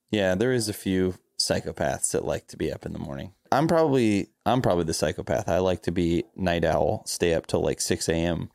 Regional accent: Florida, United States; I'm from Florida

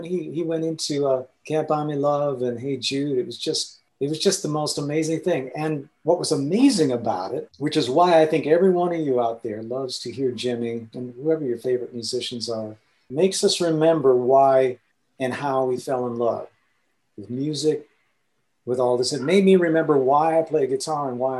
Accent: India; the other thing about growing up in India that really changed how I approach music

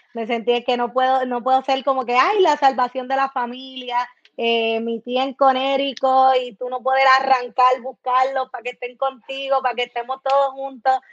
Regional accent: Puerto Rico; now in United States; uno vive en Estados Unidos y después ves las cosas de tu país

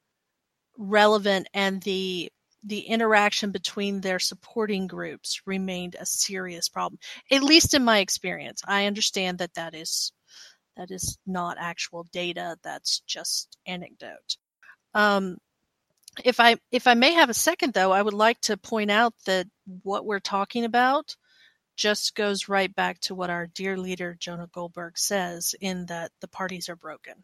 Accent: the South, United States; now in Washington, United States; I'm a Southerner

